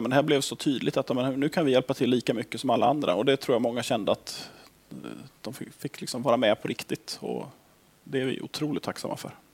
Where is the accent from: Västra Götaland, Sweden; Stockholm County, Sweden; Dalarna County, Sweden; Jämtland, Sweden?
Västra Götaland, Sweden; Gothenburg; moved away as an adult; now in Skellefteå, Sweden; Fast nu har jag bott här uppe i 16 år, men jag kommer från Göteborg från början